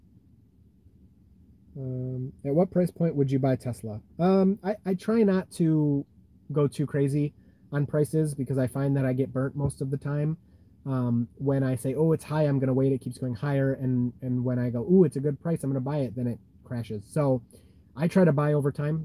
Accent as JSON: {"language": "English", "region": "Michigan", "country": "United States", "said": "I'm from Michigan too"}